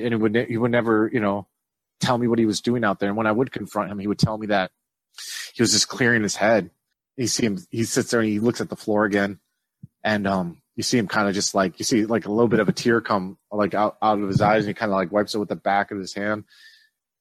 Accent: Bismarck, North Dakota, United States; moved away; growing up in Bismarck, where you guys are from, where I haven't been in a long time

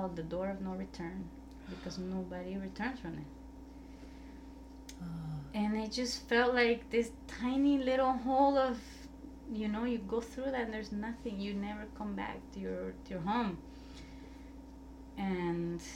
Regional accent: El Salvador; moved away; I was like from El Salvador.

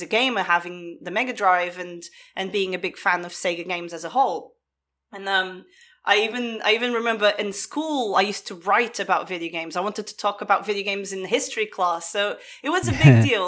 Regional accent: Portugal; I grew up in Portugal

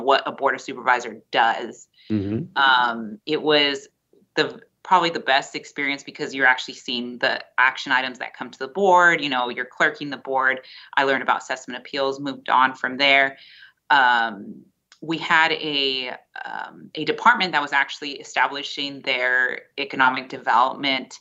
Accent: Visalia, California, United States; also born or lived in Bakersfield, California; I was born and raised in Visalia.

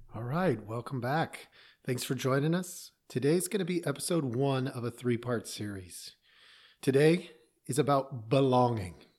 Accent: Oregon, United States; I grew up in Oregon, in a little town

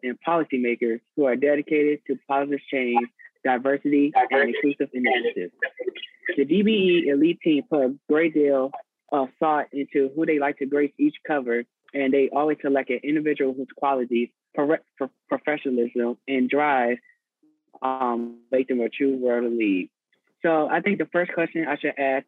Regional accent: Richmond, Virginia, United States; moved away; I'm from Richmond, Virginia, originally, and I'm a junior in college

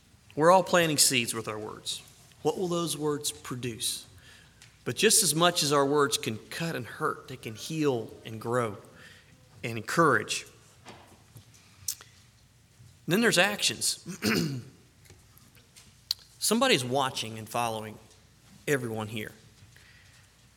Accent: the South, United States; I'm from the South

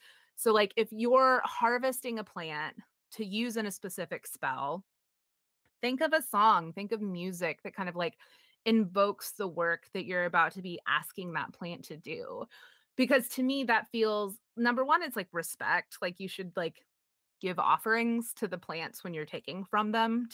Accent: United States; I was raised in Puritanical America

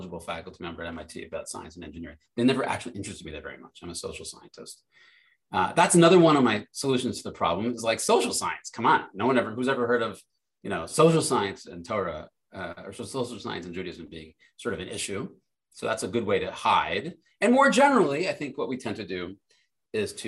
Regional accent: Providence, Rhode Island, United States; I grew up in Providence, Rhode Island

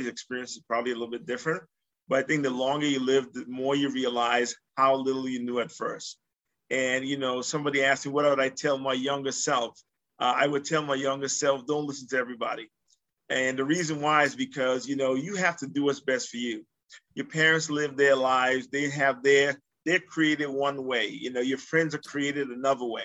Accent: U.S. Virgin Islands; moved away as an adult; also born or lived in Massachusetts; I was born in the Virgin Islands, St. Thomas, Virgin Islands.

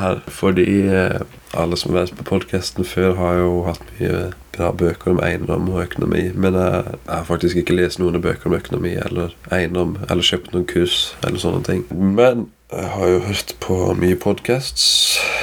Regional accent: Kristiansand, Agder, Norway; Jeg er jo fra Kristiansand

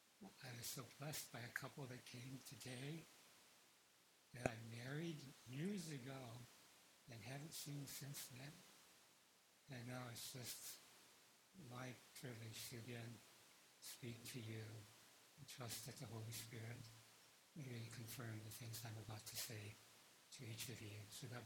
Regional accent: Philippines; born there; I was born in the Philippines, and so I was born a Catholic.

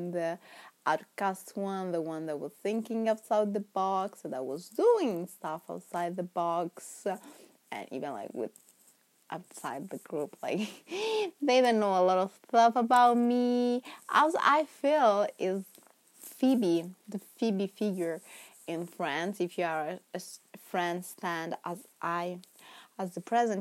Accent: Milan, Lombardy, Italy; English is a second language; moved away as an adult; now in London, United Kingdom; English is not my first language. In fact, I am Italian. I was born and raised in Milan, Italy

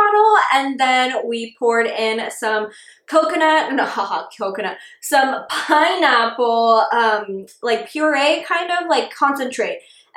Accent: Dallas, Texas, United States; We're from Dallas

